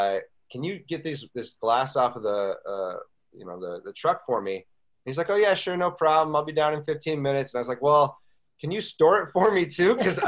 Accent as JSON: {"language": "English", "town": "Buffalo", "region": "New York", "country": "United States", "also_born_or_lived": "Las Vegas / Boston / Charleston", "lives_now": "Walla Walla, United States", "said": "I lived in Las Vegas, Boston. You know, I'm being from Buffalo and then came from Charleston."}